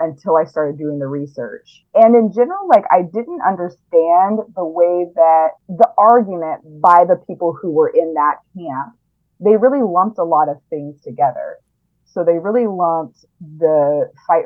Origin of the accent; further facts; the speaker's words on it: Biloxi, Mississippi, United States; I grew up in Biloxi